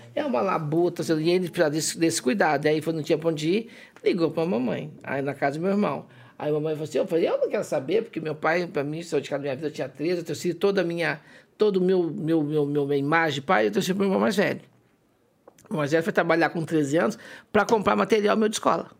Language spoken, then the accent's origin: Portuguese; Poços de Caldas, Minas Gerais, Brazil; moved away as an adult; also born or lived in Serrania; now in São Paulo, Brazil; nós mudamos de Serrania para Poços Caldas, no terceiro dia de aula